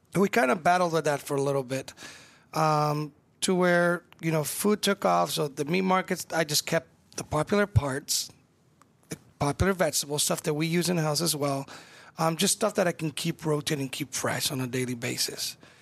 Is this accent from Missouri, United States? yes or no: no; California, United States; now in Omaha, United States; I'm Mexican-American. I was born in California